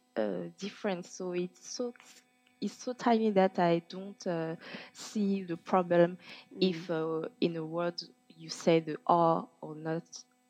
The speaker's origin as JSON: {"language": "English", "country": "France", "tie": "born there", "accent": "Parisian", "said": "I'm from France directly. I was born in France, etc."}